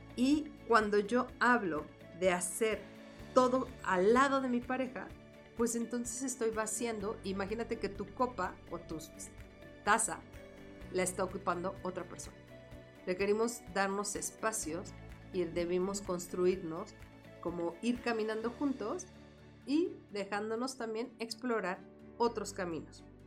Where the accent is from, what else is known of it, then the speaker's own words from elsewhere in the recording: Mexico City, Mexico; para nosotros el decir fresa en la Ciudad de México